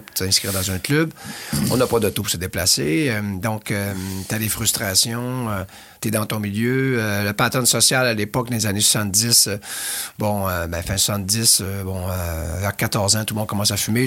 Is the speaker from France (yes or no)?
no; L'Anse-Saint-Jean, Quebec, Canada; moved away; mon village natal, dans le pied de la montagne du Mont-Édouard, qui est la cinquième plus grosse montagne au Québec